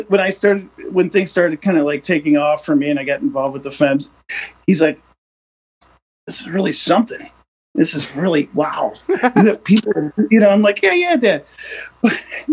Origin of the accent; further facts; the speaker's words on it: Milwaukee, Wisconsin, United States; accent: Midwest; I'm from Milwaukee, Wisconsin.